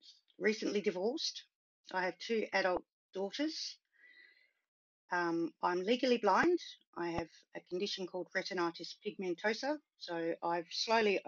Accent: Sydney, New South Wales, Australia; also born or lived in Cambridge, England; I was born in Cambridge, England. My family emigrated as permanent residents to Sydney in 1972. So I wasn't even 2 years old

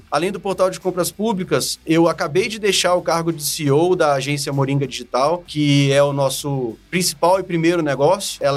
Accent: Brasília, Federal District, Brazil; born there; eu sou, eu sou brasiliense, nasci aqui em Brasília

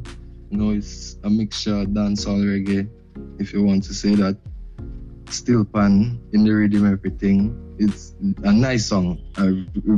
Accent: Grenada; I'm from Grenada

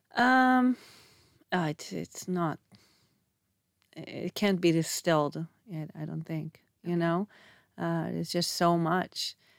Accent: Israel; moved away as an adult; also born or lived in Canada; if in Canada I was too Israeli, then I come here and I'm too Canadian

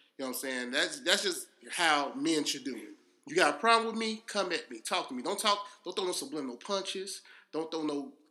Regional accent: Chicago, Illinois, United States; So now next time I see you, I'm from Chicago, man. I'm from Chicago.

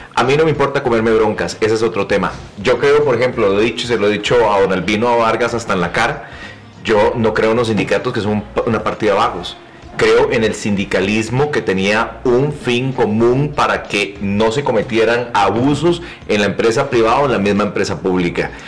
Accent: Costa Rica; Yo soy un tico muy, muy particular

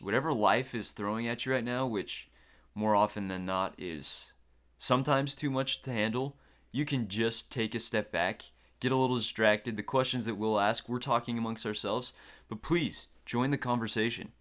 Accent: Logan, Utah, United States; I grew up right here in Logan, Utah.

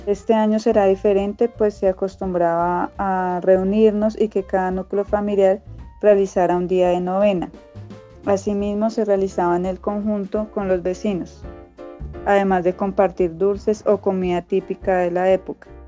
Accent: Fusagasugá, Cundinamarca, Colombia; Soy del municipio de Fusagasugá, en Cundinamarca.

